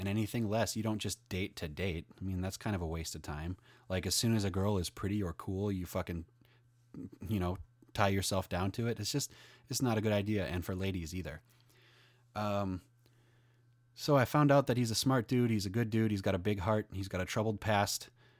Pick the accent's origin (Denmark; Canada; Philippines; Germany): Denmark; I'm 30. I'm from Denmark.